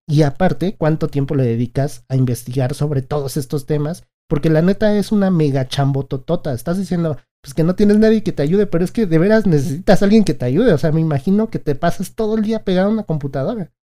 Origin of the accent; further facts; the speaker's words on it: Mexico; nosotros somos mexicanos